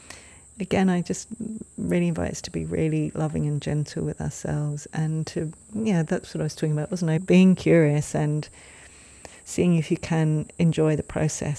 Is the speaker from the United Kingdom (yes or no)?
yes; England, United Kingdom; moved away; when I lived in England, when I grew up in England